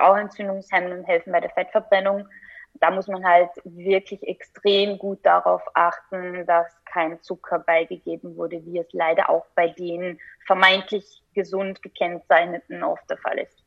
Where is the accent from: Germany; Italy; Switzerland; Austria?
Austria; als Österreicherin